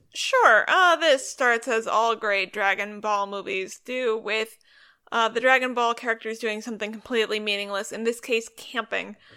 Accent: Northern California, United States; I'm from Northern California

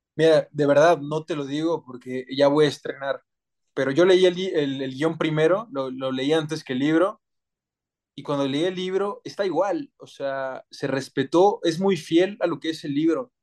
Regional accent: Mexico; soy 100% mexicano, más mexicano que el nopal

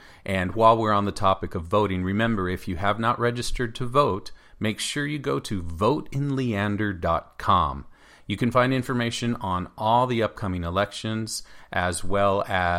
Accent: El Paso, Texas, United States; I remember growing up in El Paso.

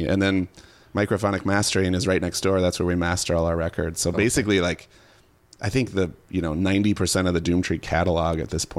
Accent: Hopkins, Minnesota, United States; I'm a Minnesotan, born and raised. I grew up in Hopkins, which is a little western suburb.

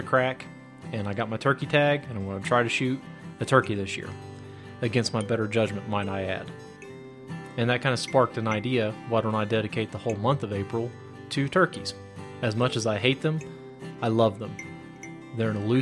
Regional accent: Ohio, United States; moved away; I grew up in Ohio, in the Ohio River Valley

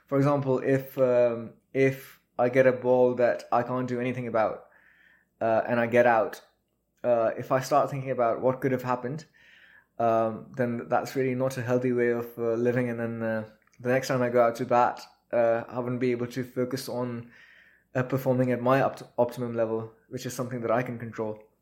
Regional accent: Pakistan; also born or lived in Quetta, Balochistan / Mustang; now in United Kingdom; in Pakistan, where I grew up

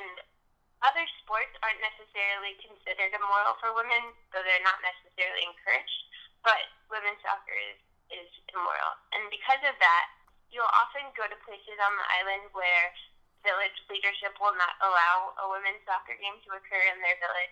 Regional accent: New York City, New York, United States; I grew up in New York City

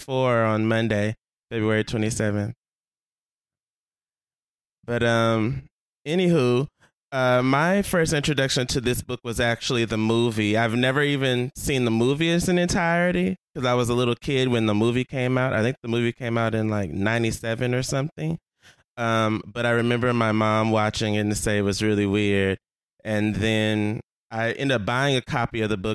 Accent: Houston, Texas, United States; I'm from Houston, Texas

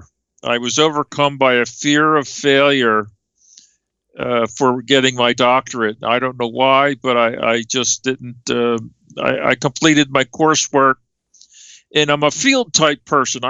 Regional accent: Philadelphia, Pennsylvania, United States; born or raised there; moved away as an adult; also born or lived in Sacramento, California

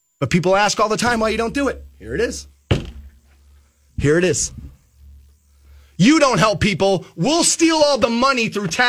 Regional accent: Aurora, Ohio, United States; I grew up in Aurora. It's a privileged area, it is

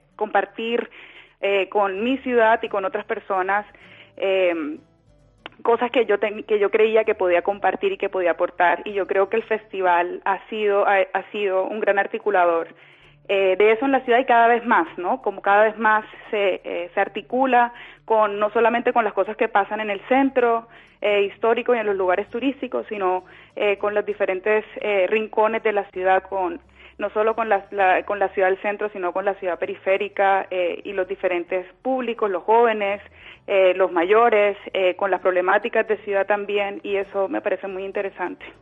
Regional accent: Cartagena, Bolívar, Colombia; yo soy cartagenera, nacida y criada en Cartagena

